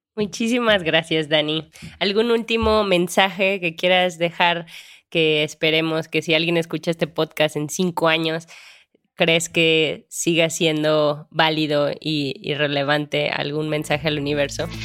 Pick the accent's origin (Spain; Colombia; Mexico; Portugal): Mexico; Guanajuato; yo también que soy de Guanajuato